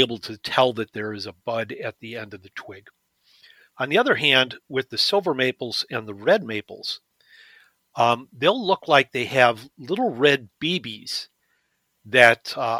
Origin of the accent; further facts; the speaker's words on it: Detroit, Michigan, United States; moved away as an adult; also born or lived in Maine; when I grew up in Detroit, the house we lived in on the back fence